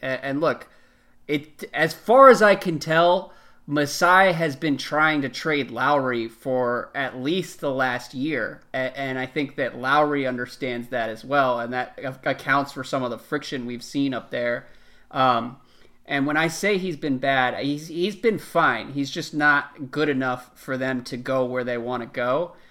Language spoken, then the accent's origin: English; East Coast, United States; growing up on the East Coast